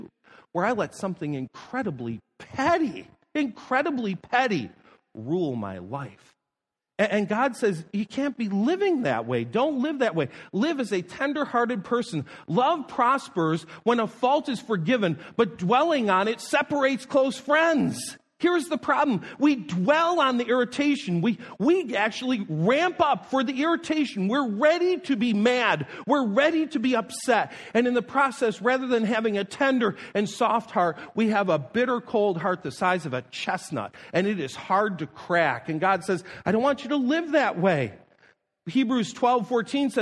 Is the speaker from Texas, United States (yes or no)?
no; Niagara Falls, New York, United States; moved away; I live several miles away growing up from Love Canal.